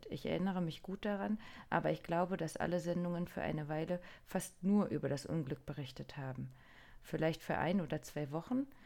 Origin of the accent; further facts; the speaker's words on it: Niigata, Japan; Ich bin in Niigata geboren und aufgewachsen.